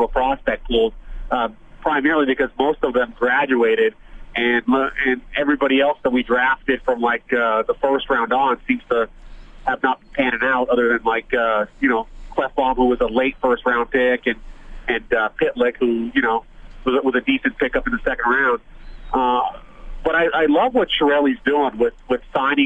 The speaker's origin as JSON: {"language": "English", "town": "Windsor", "region": "Ontario", "country": "Canada", "tie": "born or raised there", "moved": "yes", "lives_now": "Phoenix, United States", "said": "Growing up in Windsor, Ontario"}